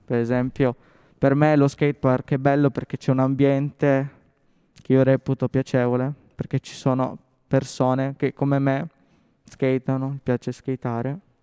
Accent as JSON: {"language": "Italian", "town": "Settimo Torinese", "region": "Piedmont", "country": "Italy", "tie": "born or raised there", "said": "io sono cresciuto a Settimo Torinese"}